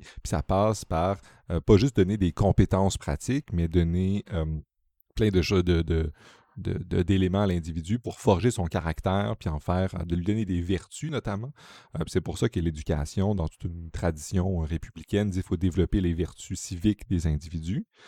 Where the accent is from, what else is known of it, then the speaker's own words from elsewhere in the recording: Quebec, Canada; je viens du Québec